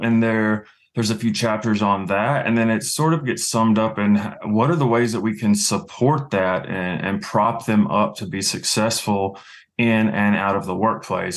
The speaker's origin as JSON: {"language": "English", "region": "Louisiana", "country": "United States", "tie": "born or raised there", "also_born_or_lived": "Chicago / San Francisco", "moved": "yes", "lives_now": "New England, United States", "said": "I was born and raised in Louisiana"}